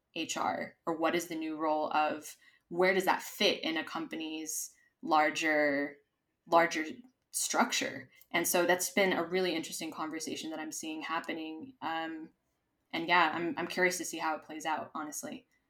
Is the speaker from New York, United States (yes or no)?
no; Los Angeles, California, United States; moved away as an adult; now in Madrid, Spain; I am originally from Los Angeles, California